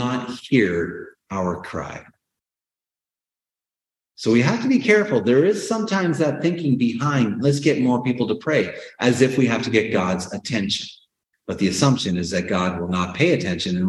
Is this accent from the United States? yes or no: no; Canada; born or raised there